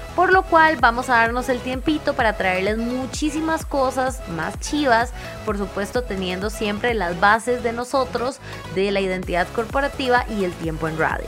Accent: Costa Rica; como ticos

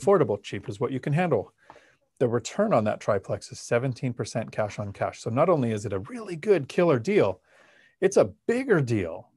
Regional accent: Palmdale, California, United States; now in Washington, United States; I grew up in Palmdale in Los Angeles

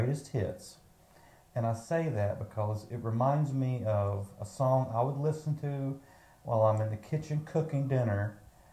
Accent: United States; I'm an American

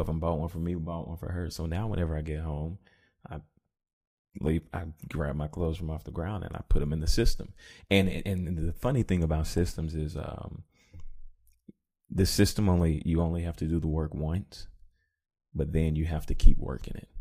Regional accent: Columbia, United States; moved away; I went to my hometown, back to Columbia

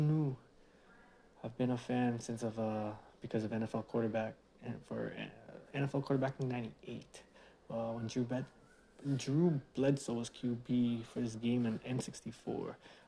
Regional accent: Philippines; But being Filipino, they always give me all this fake Filipino shirts and fake Filipino shoes.

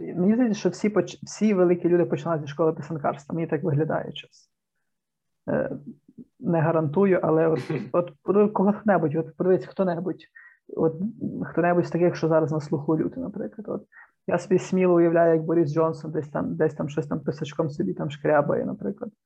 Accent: Zarvanytsia, Ternopil Oblast, Ukraine; Трибуданський район, Тернопільська область. Зерваниця це, типу, Мекка

